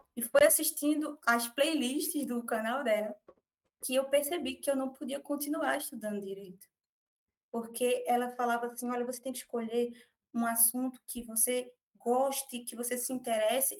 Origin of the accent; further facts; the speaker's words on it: Recife, Pernambuco, Brazil; nasci no Recife, moro aqui na região metropolitana